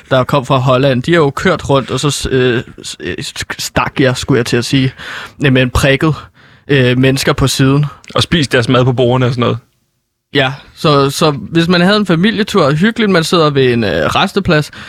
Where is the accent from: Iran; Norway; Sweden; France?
Norway; Danish is a second language; det er fordi, at jeg er fra Norge, så min måde, når jeg prøver at snakke dansk, så går det lidt galt igen.